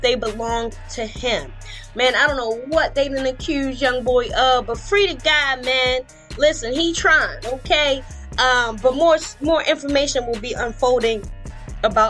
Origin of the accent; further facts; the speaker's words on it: Baltimore, Maryland, United States; my hometown, Baltimore